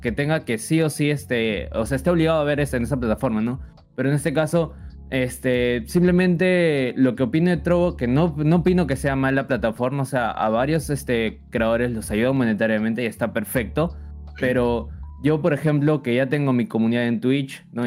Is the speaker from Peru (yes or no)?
yes; Peru; soy de Perú